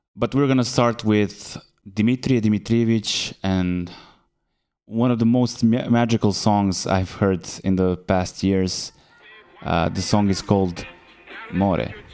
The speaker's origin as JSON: {"language": "English", "region": "Belgrade", "country": "Serbia", "moved": "yes", "lives_now": "Berlin, Germany", "said": "I come from Belgrade, Serbia, but I'm tuning in live from Berlin."}